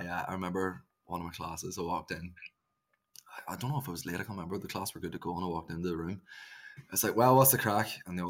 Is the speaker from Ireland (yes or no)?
yes; Ireland; I just need to say to the listeners, we're both Irish and there's a fair bit of slang that's going to come out of the pair of us.